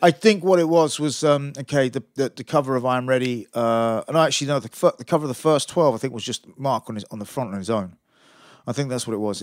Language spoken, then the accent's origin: English; Aylesbury, South East England, United Kingdom; moved away as an adult; also born or lived in Brighton; I'm from Aylesbury originally. But, uh, I moved to Brighton